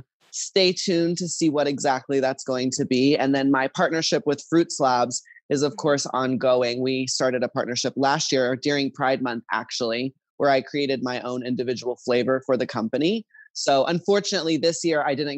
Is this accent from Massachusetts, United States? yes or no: no; Dallas, Texas, United States; now in California, United States; I grew up in Texas, Dallas, Texas, where it's very conservative